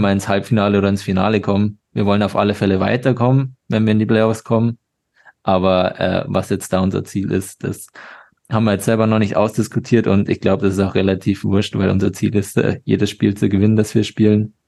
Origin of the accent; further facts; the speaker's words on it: Regensburg, Bavaria, Germany; moved away as an adult; also born or lived in Salzburg; Ich komme aus Regensburg, habe da meinen ganzen Nachwuchs bis auf das letzte Jahr dann gespielt. Bin da aufgewachsen.